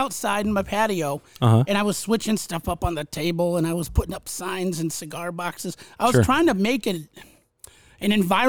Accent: Western Massachusetts, United States; moved away

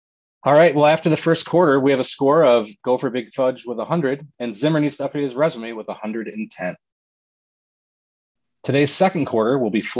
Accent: Michigan, United States; I grew up in Michigan in the 90s

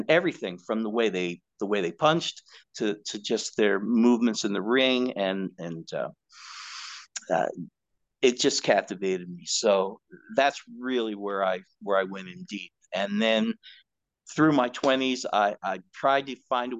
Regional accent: Northeast United States, United States; I grew up in Northeast United States

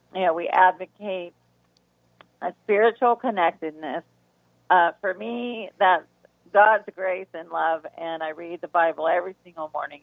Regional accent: the South, United States; we're from the South, and all the foods there

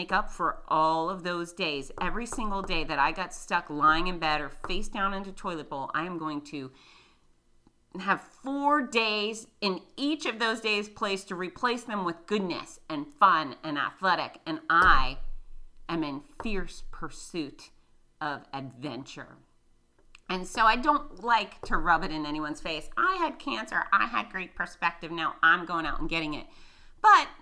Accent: Florida, United States; accent: redneck; I'm from Florida

